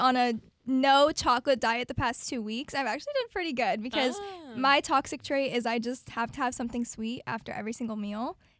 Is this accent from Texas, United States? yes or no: no; Apopka, Florida, United States; my true hometown. So many people move here from out of state into Florida, but I can truly say I have been born and raised a Apopka.